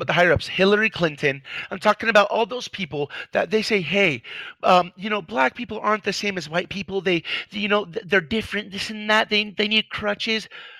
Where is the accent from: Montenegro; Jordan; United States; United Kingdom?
Jordan; I'm actually Middle Eastern. I'm Arabic.